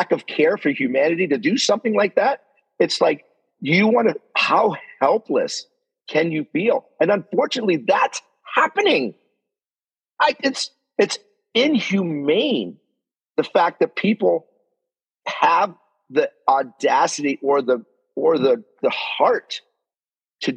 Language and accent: English; Canada; as a Canadian